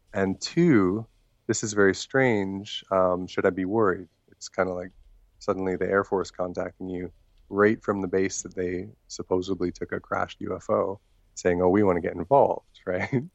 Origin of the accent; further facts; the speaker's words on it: Maple Ridge, British Columbia, Canada; also born or lived in Thailand; my hometown of Maple Ridge